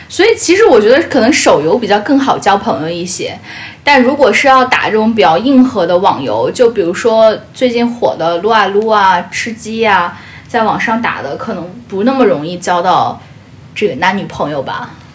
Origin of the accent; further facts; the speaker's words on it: Fujian, China; 我就是福建人